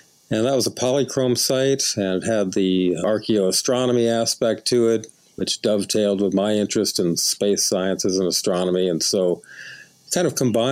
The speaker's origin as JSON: {"language": "English", "town": "Los Angeles", "region": "California", "country": "United States", "tie": "born or raised there", "moved": "as an adult", "lives_now": "Illinois, United States", "said": "I was born and raised in Hollywood, California"}